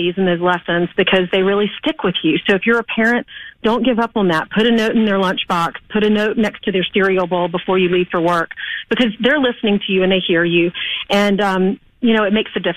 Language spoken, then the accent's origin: English; South Carolina, United States; also born or lived in Manhattan; now in New York, United States; I grew up in South Carolina